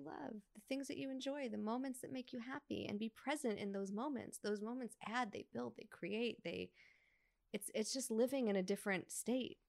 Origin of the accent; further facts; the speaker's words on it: New York, United States; moved away as an adult; now in Los Angeles, United States; when I was a little girl growing up in New York